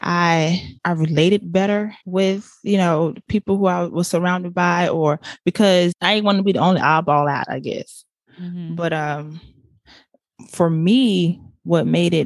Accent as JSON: {"language": "English", "town": "Riviera Beach", "region": "Florida", "country": "United States", "tie": "born or raised there", "moved": "yes", "lives_now": "Orlando, United States", "said": "born and raised in Riviera Beach, Florida. Right now, I reside in Orlando."}